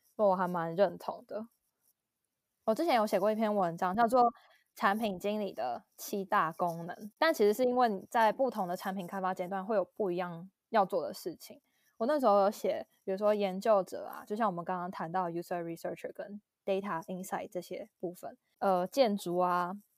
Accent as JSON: {"language": "Chinese", "country": "Taiwan", "tie": "born or raised there", "moved": "as an adult", "said": "就是从小在台湾"}